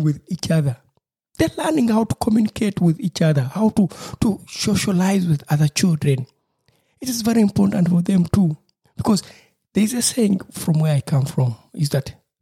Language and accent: English; Uganda; moved away; from my home country in Uganda